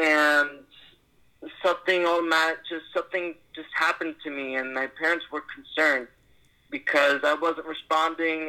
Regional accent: Seattle, Washington, United States; also born or lived in New York; Originally, I'm from New York. I lived there ever since until I turned 4. I left New York, and I moved to Seattle, and I've been here in Seattle for my whole life

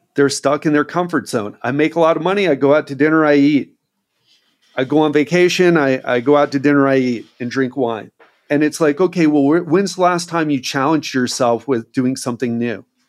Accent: United States; moved away as an adult; now in Brazil; I love being American, and I'm so grateful that I grew up there because my mindset is very much American

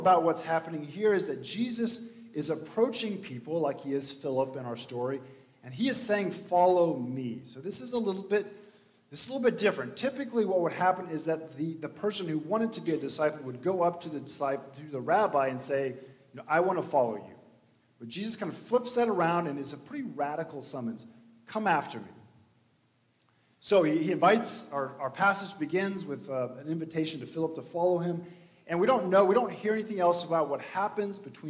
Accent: Missouri, United States; I'm from Missouri. I'm from the Show Me State

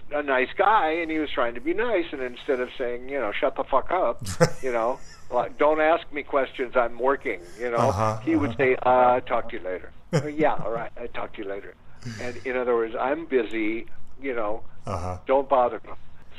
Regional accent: San Francisco, California, United States; because we are all from San Francisco and weren't really aware of the L.A. studio world

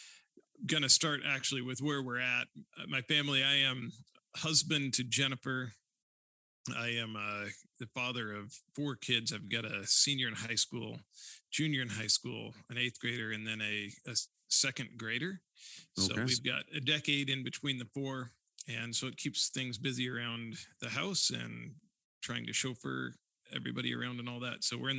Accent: Northeast Indiana, United States; moved away as an adult; also born or lived in Tucson, Arizona / Vancouver / Chicago; now in Sioux Center, Iowa, United States; I grew up in a small Midwest town, but I did not grow up in the CRC. So I grew up in Northeast Indiana, small rural community there.

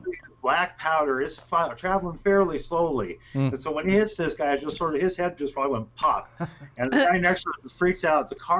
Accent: Tucson, Arizona, United States; You know, I grew up in Arizona.

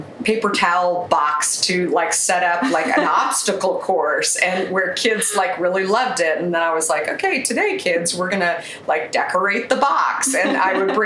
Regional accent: Arizona, United States; moved away as an adult; also born or lived in Minneapolis, Minnesota / New York; I grew up in the US in Arizona, and I lived there most of my life. I actually moved from Minneapolis, Minnesota when I was a really little girl.

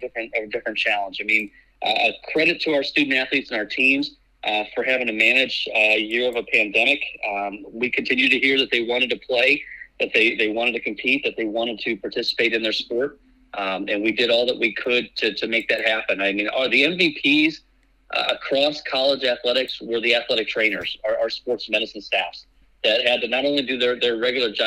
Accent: Midwest, United States; also born or lived in Colorado; now in California, United States; I grew up in the Midwest

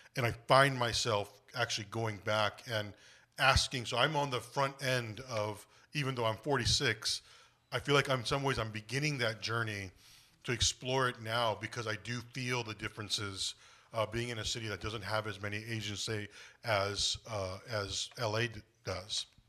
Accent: United States; Korean is my ethnicity, American is my nationality, 'cause I'm a, I was born in the States.

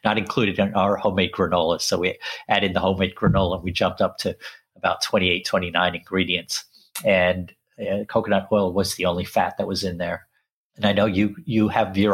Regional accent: England, United Kingdom; also born or lived in Sri Lanka; I grew up in England, even though I was born in Sri Lanka

